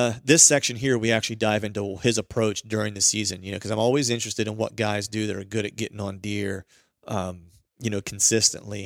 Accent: Pennsylvania, United States; my home state in PA

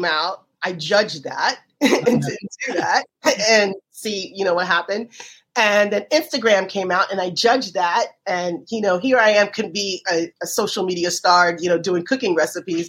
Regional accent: Miami, Florida, United States; I grew up in Miami

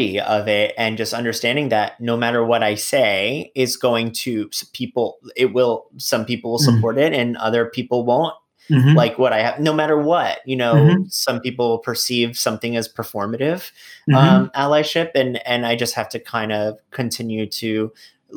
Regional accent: New York City, New York, United States; I'm a New Yorker. I love being here. I don't want to leave New York ever

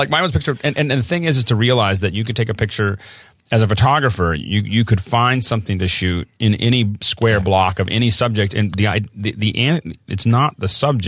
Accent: Tucson, Arizona, United States; born there; I was born in Tucson, Arizona.

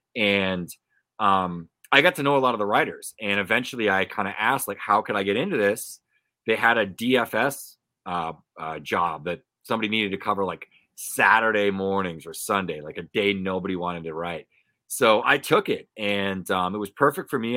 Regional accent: Pawtucket, Rhode Island, United States; I grew up around the Pawtucket Red Sox

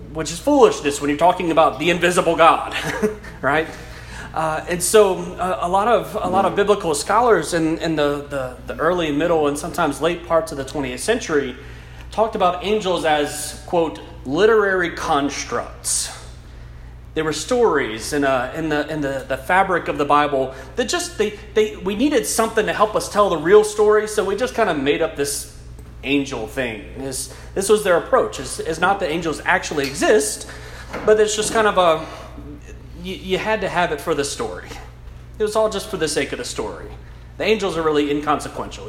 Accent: South Louisiana, United States; first language English; an English speaking South Louisiana boy

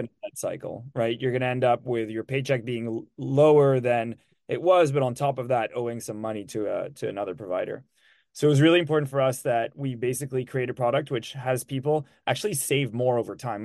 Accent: Switzerland; moved away as an adult; also born or lived in Lucerne; now in United States; I'm from Switzerland and I've been in the US for 10 years now

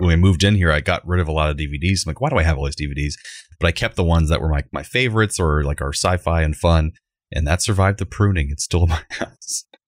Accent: Central Florida, United States; born or raised there

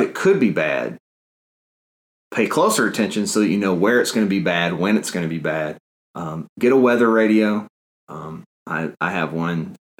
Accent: North Alabama, United States; moved away as an adult; now in Auburn, United States; I grew up in North Alabama, where we had at least one tornado every spring.

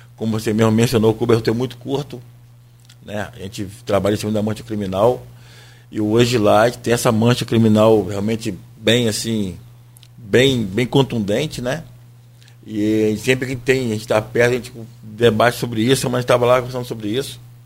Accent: Brazil; Nós somos brasileiros

